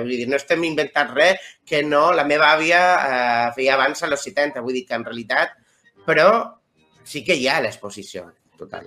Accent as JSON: {"language": "Catalan", "town": "Cartagena", "region": "Region of Murcia", "country": "Spain", "tie": "born or raised there", "moved": "yes", "said": "Jo soc de Cartagena"}